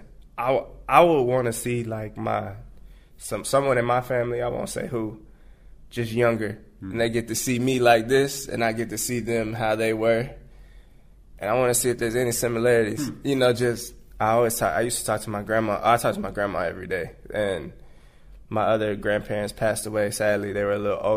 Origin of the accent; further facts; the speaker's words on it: San Antonio, Texas, United States; I'm from Texas. I'm from San Antonio